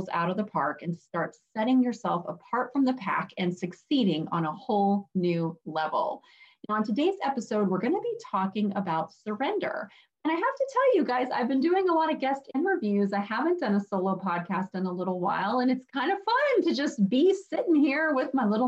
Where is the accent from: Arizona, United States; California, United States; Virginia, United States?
Arizona, United States; now in upstate New York, United States; I am originally from Arizona